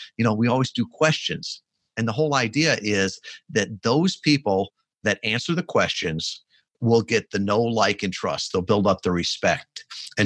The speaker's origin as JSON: {"language": "English", "region": "Midwest", "country": "United States", "tie": "born or raised there", "lives_now": "Kalamazoo, United States", "said": "I grew up in the Midwest"}